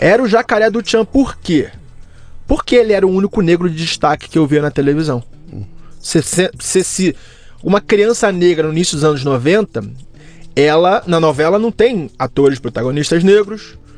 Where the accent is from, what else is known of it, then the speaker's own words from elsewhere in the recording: Rio de Janeiro, Brazil; accent: carioca; moved away; also born or lived in United States; Eu cresci no bairro da Vila da Penha. Uhum bairro de classe média, média na zona norte do Rio